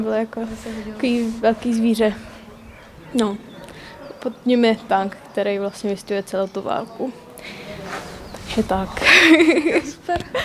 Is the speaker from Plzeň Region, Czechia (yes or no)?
no; Říčany, Central Bohemian Region, Czechia; jsem z Říčan